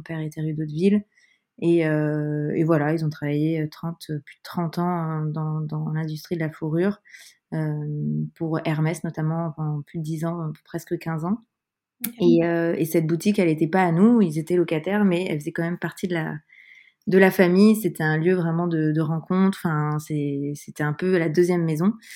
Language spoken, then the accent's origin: French; Paris suburbs, Île-de-France, France; now in Paris, France; J'ai grandi en banlieue parisienne, euh, proche Paris, je suis parisienne depuis de nombreuses années maintenant.